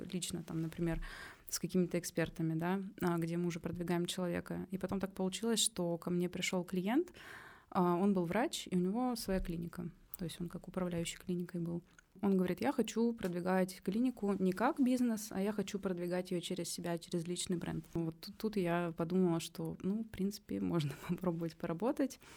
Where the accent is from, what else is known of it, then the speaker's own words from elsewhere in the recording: Omsk, Omsk Oblast, Russia; moved away as an adult; now in Saint Petersburg, Russia; Я переехала в Питер э, из Омска, и я тогда там только закончила универ